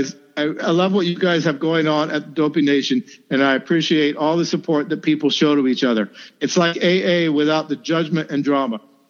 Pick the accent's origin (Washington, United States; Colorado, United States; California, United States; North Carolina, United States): North Carolina, United States; my hometown in North Carolina